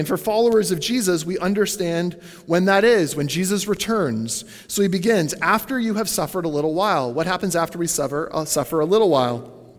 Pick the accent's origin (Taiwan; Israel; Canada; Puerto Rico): Canada; as a Canadian